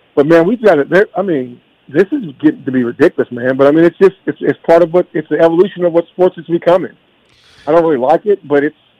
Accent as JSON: {"language": "English", "region": "Kentucky", "country": "United States", "said": "I'm from Kentucky"}